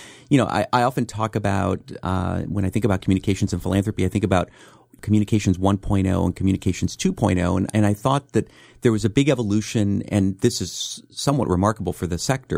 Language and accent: English; San Francisco, California, United States; So I lived in a mix of neighborhoods. I was in the Mission District for part of the time I grew up in Bernal Heights, which has changed profoundly for any people who know San Francisco, and then out in the Sunset District